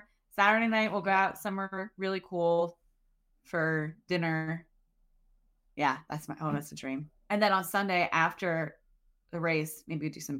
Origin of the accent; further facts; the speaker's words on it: Hull, Massachusetts, United States; And I am from Hull, Massachusetts.